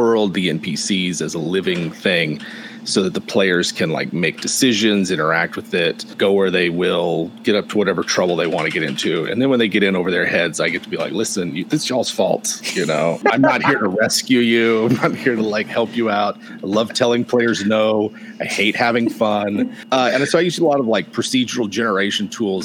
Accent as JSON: {"language": "English", "region": "Texas", "country": "United States", "tie": "born or raised there", "moved": "yes", "lives_now": "East Coast, United States", "said": "while I was born in Texas, I currently reside on the East Coast"}